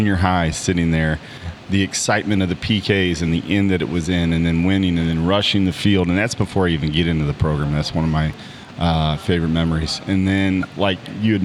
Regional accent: Granite City, Illinois, United States; I was from Granite

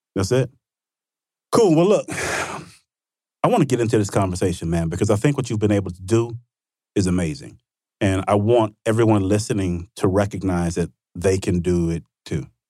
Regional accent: Vicksburg, Mississippi, United States; my hometown, Vicksburg, Mississippi, small town, Mississippi.

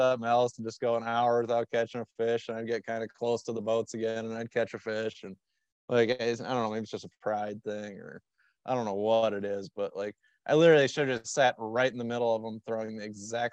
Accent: Minnesota, United States; I grew up in Minnesota.

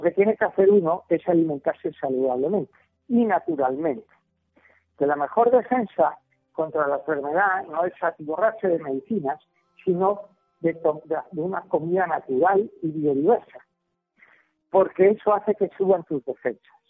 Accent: Spain; now in Colombia; yo que soy español

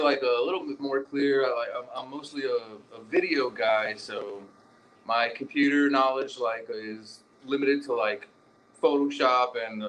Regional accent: North Louisiana, United States; now in Austin, United States; You go to, like, where I'm from, I'm actually from North Louisiana.

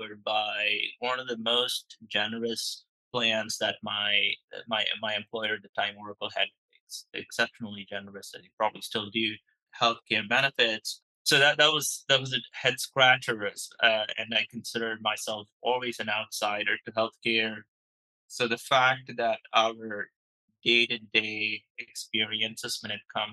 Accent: India; moved away as an adult; now in San Francisco Bay Area, United States; I grew up in India and I moved to the States.

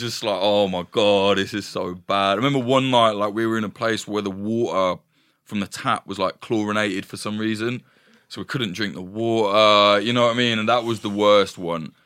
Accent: East Midlands, United Kingdom; I'm from the East Midlands, from, like, a, a shitty little

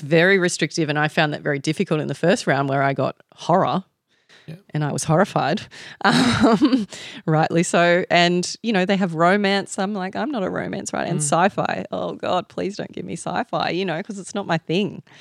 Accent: Australia; I have the advantage of being Aussie

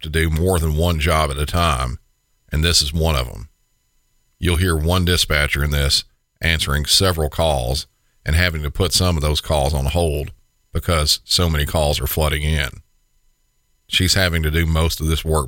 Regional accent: Tennessee, United States; my home state of Tennessee

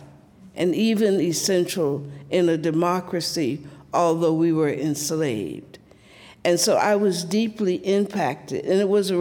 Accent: Columbus, Georgia, United States; born or raised there

